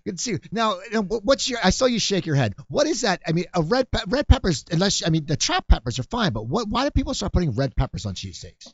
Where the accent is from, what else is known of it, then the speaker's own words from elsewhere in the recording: Cherry Hill, New Jersey, United States; I grew up in Cherry Hill